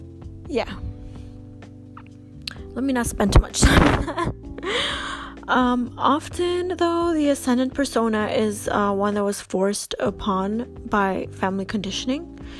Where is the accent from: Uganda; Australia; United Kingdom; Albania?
Albania; now in Canada; I'm Canadian. I've been here for 20 years. But my parents came from Albania. We all came from Albania in the year, I want to say 1999, 2000, sometime between that point.